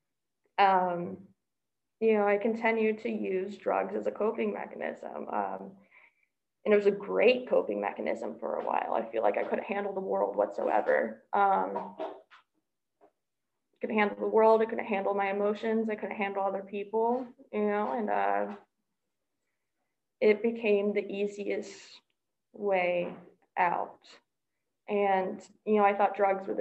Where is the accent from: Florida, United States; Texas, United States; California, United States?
Texas, United States; Dallas; I come from Dallas, Texas